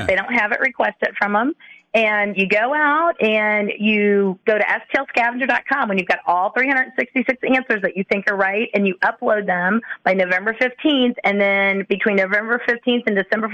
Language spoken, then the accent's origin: English; Vandalia, Missouri, United States; also born or lived in Hannibal, Missouri; now in St. Louis, United States; I'm from Vandalia, Missouri, which is 30 miles from Hannibal